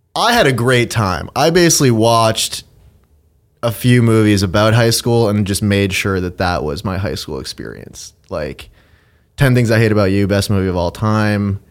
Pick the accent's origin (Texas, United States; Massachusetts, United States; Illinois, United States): Massachusetts, United States; Andover; Grew up outside of Boston in a town called Andover.